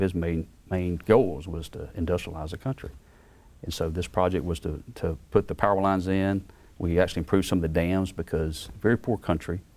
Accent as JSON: {"language": "English", "town": "Beaumont", "region": "Mississippi", "country": "United States", "moved": "yes", "said": "I'm yeah. from Beaumont, Mississippi"}